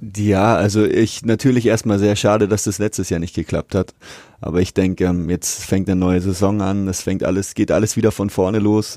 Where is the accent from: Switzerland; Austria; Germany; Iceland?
Germany; Nuremberg, Bavaria; also born or lived in Fürth; seit meiner Geburt lebe ich in Nürnberg